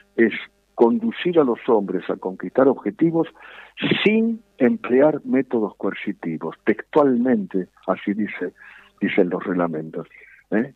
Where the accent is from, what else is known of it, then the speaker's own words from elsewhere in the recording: Argentina; somos los argentinos.